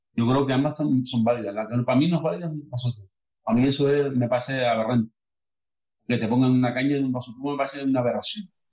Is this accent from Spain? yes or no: yes; Los Cristianos, Canary Islands, Spain; mi pueblo, los cristianos